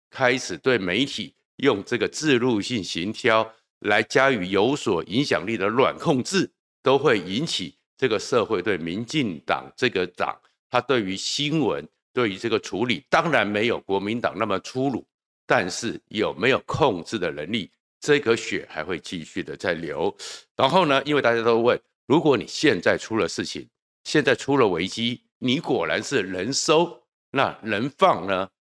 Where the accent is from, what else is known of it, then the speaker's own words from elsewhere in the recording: Taiwan; 对我们从眷村长大的人来讲